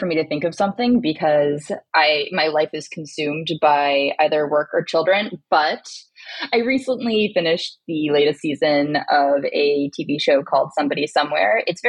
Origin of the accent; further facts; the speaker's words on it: Nebraska, United States; I'm from Nebraska.